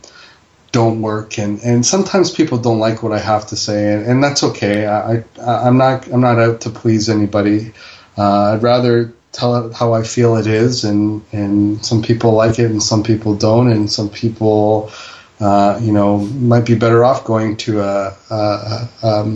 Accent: Toronto, Ontario, Canada; also born or lived in Fiji; In the 70s, I was born in Fiji. I got here and I was three, and, you know, we grew up down at Bathurst and Finch

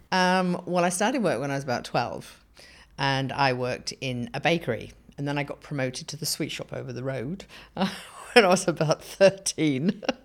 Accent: Surrey, South East England, United Kingdom; moved away as an adult; also born or lived in Bedford / North London / South London; now in Australia; And then I was brought up in Surrey in England

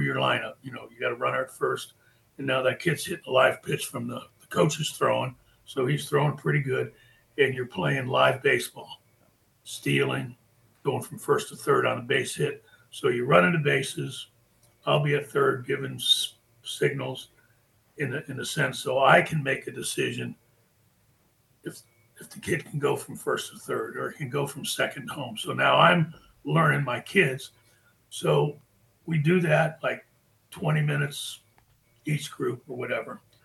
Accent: Florida, United States; also born or lived in Fort Belvoir, Virginia; I was born in Fort Fort Belvoir, Virginia, and my my mom and dad worked in the Pentagon. So from there they they came to Florida. My dad was in the hotel business, so that's why we we're in Florida. Got here when I was like five years old.

